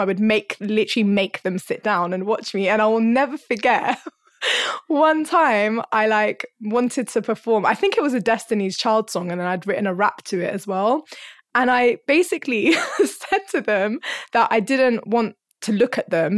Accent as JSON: {"language": "English", "region": "London", "country": "United Kingdom", "tie": "born or raised there", "also_born_or_lived": "Hornsey", "said": "I was, like, born and bred in North London, and I'm still in North London."}